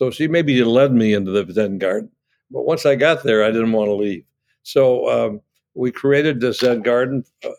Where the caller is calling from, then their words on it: Annapolis, Maryland, United States; Well, I'm calling from Annapolis, Maryland, and I think Alden's nearby.